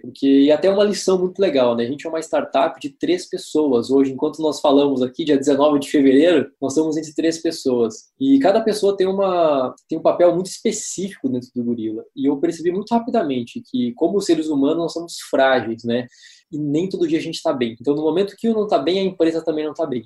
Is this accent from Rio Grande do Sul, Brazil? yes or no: yes; Santa Rosa, Rio Grande do Sul, Brazil; eu sou de Santa Rosa